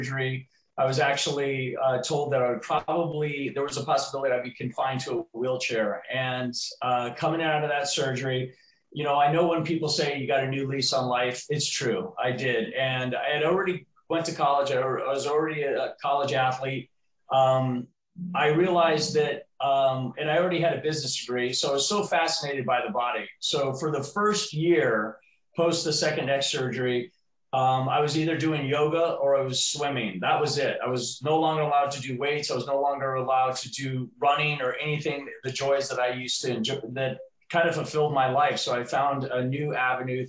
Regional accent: Hawaii, United States; also born or lived in Arizona; now in San Antonio, United States; I grew up in Hawaii

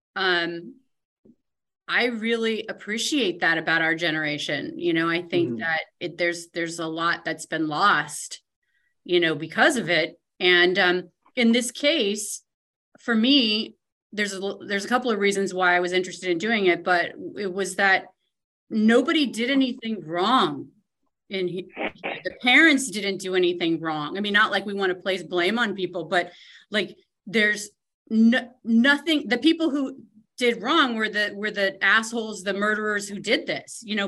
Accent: Tacoma, Washington, United States; also born or lived in New York; my parents, we moved here from New York when I was one, and so mm. we my sister and I like rode these streets.

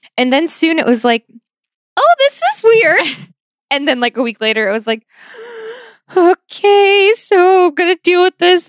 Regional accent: Buffalo, New York, United States; moved away as an adult; I grew up in Buffalo, New York, um, in South Buffalo, which is very like Irish Catholic, sort of working class, lower middle class town

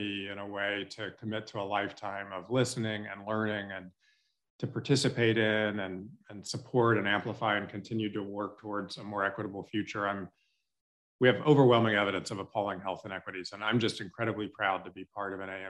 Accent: Shreveport, Louisiana, United States; I loved growing up in Shreveport

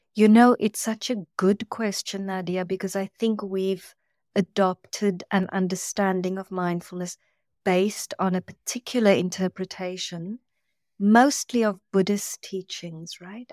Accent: South Africa; moved away; I come from South Africa

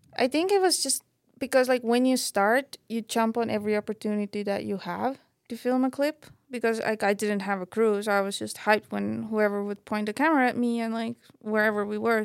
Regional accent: Estonia; moved away as an adult; growing up in Estonia, not having mountains

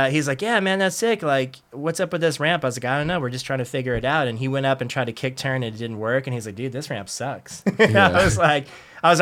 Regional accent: San Diego, California, United States; I grew up in Ocean Beach, which is in San Diego

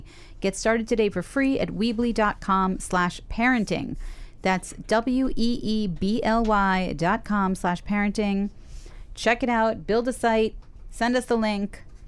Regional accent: Brooklyn, New York, United States; I grew up in Park

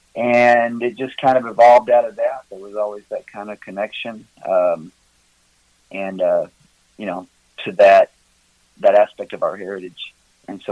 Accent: near Memphis, West Tennessee, United States; moved away as an adult; now in Gatlinburg, United States; Originally, I'm from West Tennessee down by Memphis

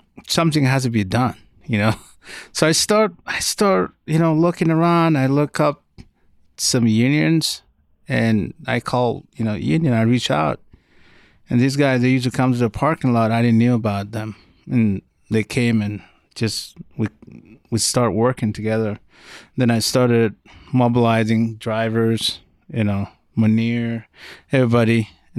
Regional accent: Sudan; now in Denver, United States; original Sudanese Uber driver.

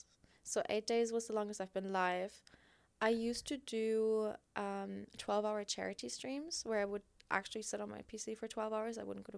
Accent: Germany; English is a second language; Because I grew up in Germany, I don't know any English content creators, and I'm only just like learning and like getting to know all these people

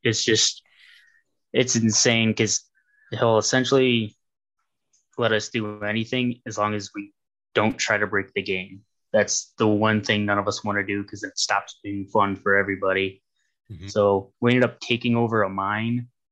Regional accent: Ohio, United States; I'm from Ohio

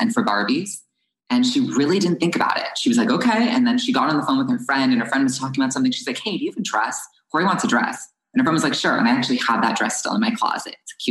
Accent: New Jersey, United States; also born or lived in Los Angeles; I moved from Los Angeles to New Jersey in the second grade

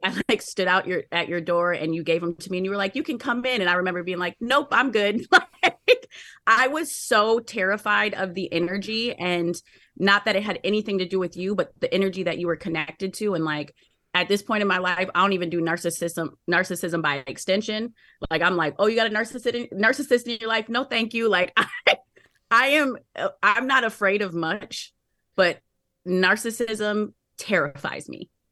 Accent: Minneapolis, Minnesota, United States; I'm from Minneapolis

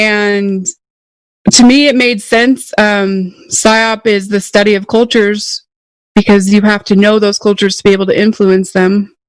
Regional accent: southern Idaho, United States; I was born and raised in Idaho, middle of nowhere, southern Idaho.

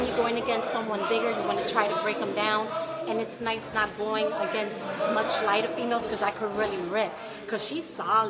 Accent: Brooklyn, New York, United States; I am from Brooklyn.

